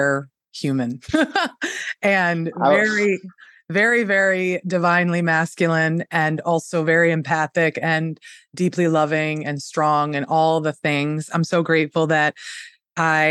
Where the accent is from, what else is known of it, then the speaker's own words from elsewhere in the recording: upstate New York, United States; where I'm from in upstate New York, the real upstate